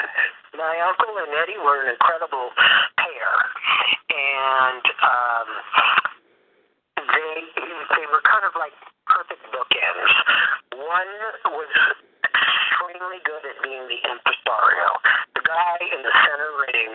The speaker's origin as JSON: {"language": "English", "town": "Los Angeles", "region": "California", "country": "United States", "tie": "born or raised there", "moved": "yes", "said": "I was born in Los Angeles and lived there my entire life. I'm a third generation Los Angelian on my mother's side"}